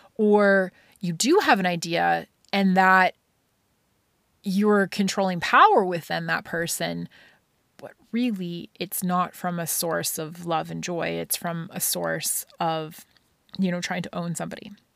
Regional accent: Scotland, United Kingdom; growing up in Scotland

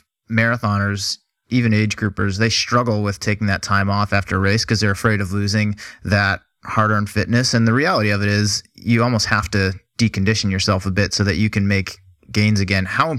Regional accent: Boston, Massachusetts, United States; I'm from the Boston area

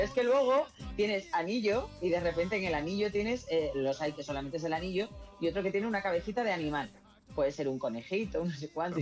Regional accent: Spain; somos los españoles

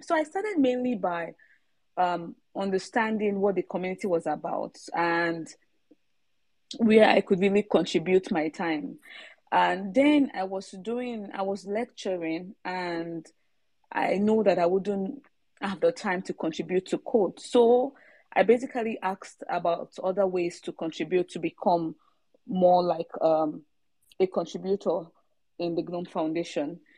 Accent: Nigeria; now in Sweden; I'm a Nigerian, um, but not based in Nigeria at the moment. Uh, I'm based in Sweden.

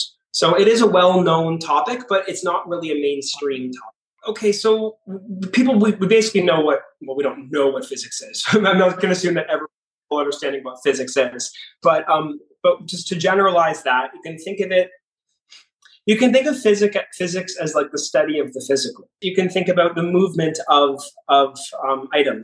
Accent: Canada; moved away as an adult; also born or lived in Toronto; now in Miami, United States; I'm from Canada. I actually grew up on a farm, but I've lived in Toronto for the last 15 years and I moved to Miami about 2 or 3 years ago.

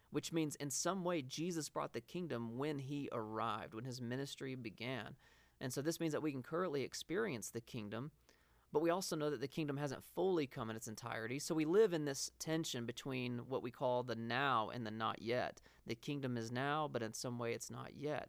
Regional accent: the South, United States; now in Montana, United States; when Christy and I first moved up to Montana, um, we come from the South

